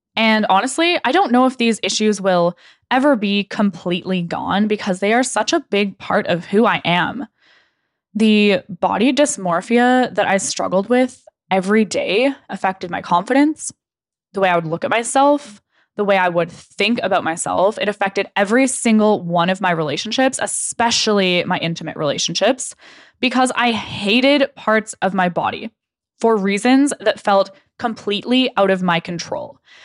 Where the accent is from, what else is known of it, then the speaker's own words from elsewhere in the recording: Okanagan, British Columbia, Canada; moved away as an adult; also born or lived in Lower Mainland, British Columbia; I grew up in the Okanagan